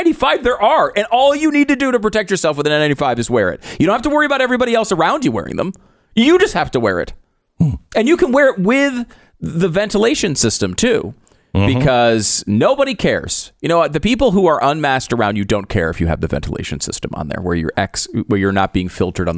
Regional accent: Canada; I am a Canadian sports celebrity.

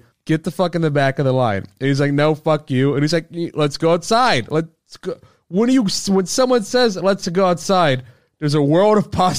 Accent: Maryland, United States; So I'm from Maryland

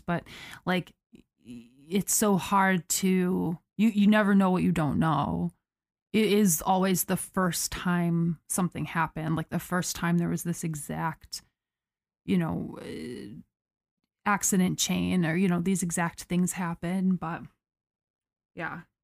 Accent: United States

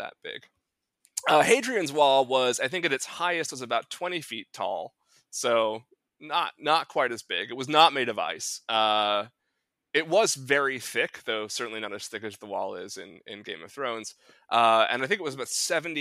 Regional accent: New England, United States; I'm from New England.

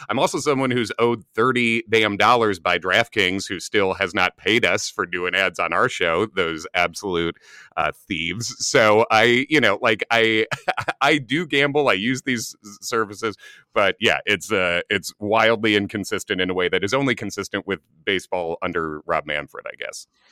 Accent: Chicago, Illinois, United States; moved away as an adult; now in New York, United States; as a New Yorker now, from Chicago, originally, I've lived in New York for almost two decades now

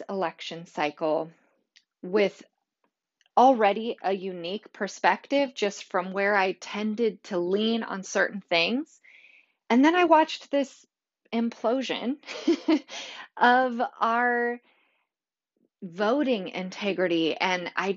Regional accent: California, United States; now in Tennessee, United States; I'm originally from California

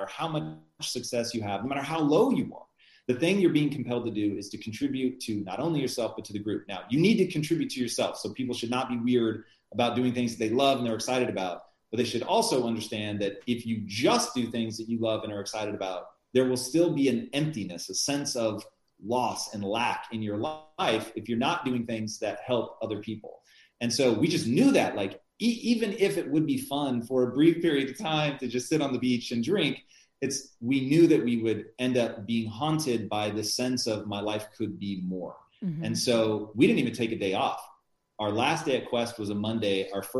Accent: United States; I'm an American who's trying to sound So

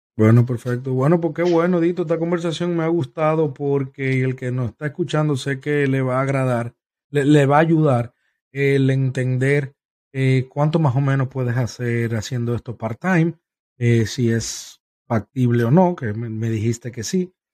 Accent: Santo Domingo, Distrito Nacional, Dominican Republic; now in Tampa, United States; Nos crecimos juntos, nos criamos juntos, fuimos vecinos en Santo Domingo por muchos años, hasta que ambos eh, decidimos em, emigrar

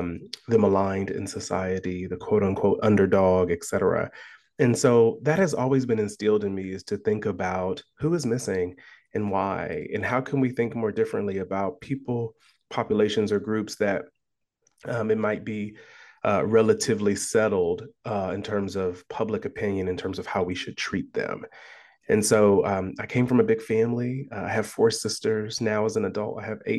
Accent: Columbus, Ohio, United States; So I was born and raised in Columbus, Ohio.

